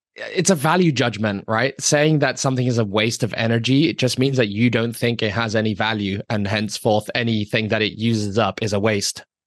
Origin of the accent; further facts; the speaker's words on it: Hong Kong; I grew up in Hong Kong. I lived in Hong Kong for twenty-five years.